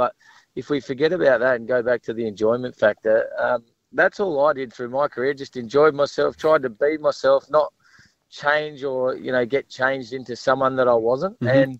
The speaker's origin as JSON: {"language": "English", "region": "South Australia", "country": "Australia", "tie": "born or raised there", "moved": "yes", "said": "gave me the opportunity to play footy in my home state."}